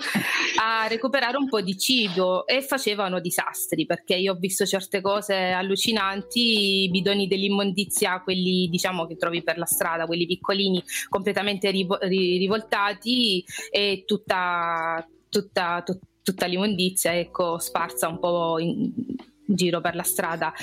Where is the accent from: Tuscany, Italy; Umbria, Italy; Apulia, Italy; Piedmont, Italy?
Apulia, Italy; Brindisi; accent: Apulian; moved away as an adult; also born or lived in London / Modena / Loreto / Gibraltar; now in Spain; io vengo da Brindisi, quindi come alcuni ospiti che avete avuto sono pugliese, si sente anche dal mio accento